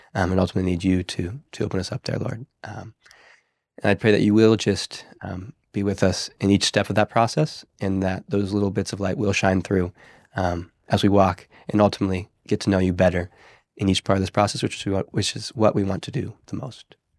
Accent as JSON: {"language": "English", "region": "Pennsylvania", "country": "United States", "moved": "yes", "said": "I'm from Pennsylvania originally"}